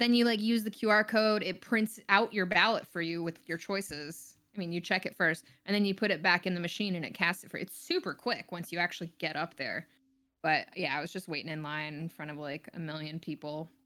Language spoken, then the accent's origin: English; Texas, United States; also born or lived in Florida / Denver / San Francisco; now in Los Angeles, United States; I grew up in mostly Texas